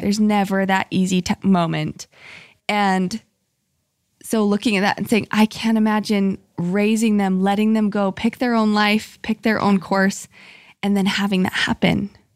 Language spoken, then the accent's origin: English; Salt Lake City, Utah, United States; moved away as an adult; also born or lived in Boise, Idaho; I grew up in Salt Lake City